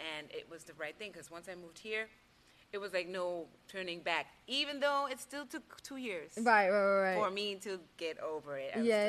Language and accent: English; Germany; moved away; I'm from Germany.